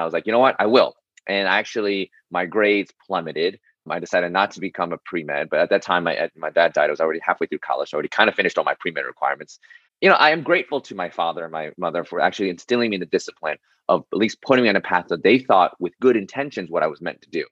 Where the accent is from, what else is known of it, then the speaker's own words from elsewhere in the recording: New York City, New York, United States; I was born and raised in New York City